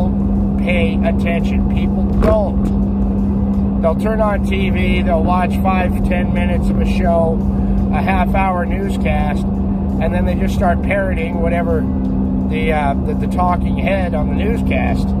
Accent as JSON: {"language": "English", "country": "United States", "said": "As an American"}